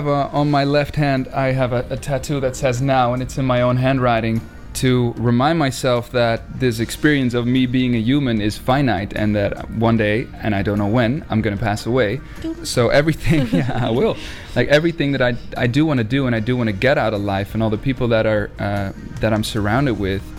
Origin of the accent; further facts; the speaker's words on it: Netherlands; We're from the Netherlands.